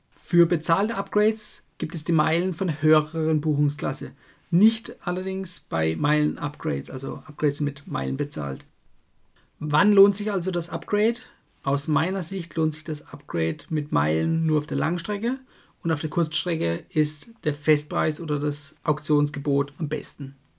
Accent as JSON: {"language": "German", "country": "Germany", "said": "bei uns in Deutschland"}